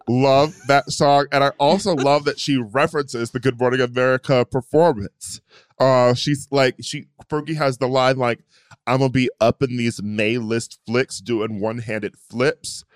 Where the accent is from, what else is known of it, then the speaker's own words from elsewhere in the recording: Midwest, United States; now in California, United States; I'm from the Midwest